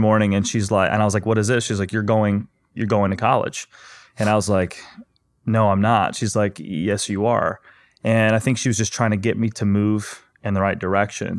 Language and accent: English; Ozark, Missouri, United States; I grew up in a small town in Missouri, Ozark